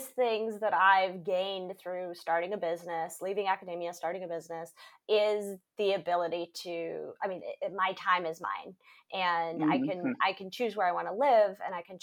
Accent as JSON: {"language": "English", "region": "Michigan", "country": "United States", "tie": "born or raised there", "moved": "as an adult", "said": "I grew up in Michigan."}